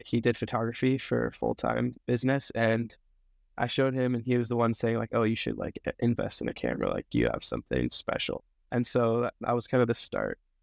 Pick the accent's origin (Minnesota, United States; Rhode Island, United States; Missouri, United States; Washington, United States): Washington, United States; Snoqualmie; moved away as an adult; now in Portland, United States; I'm from Snoqualmie, Washington, so, like, Snoqualmie Falls area.